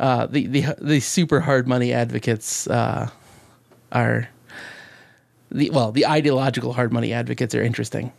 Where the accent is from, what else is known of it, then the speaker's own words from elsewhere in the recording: Alaska, United States; I'm from Alaska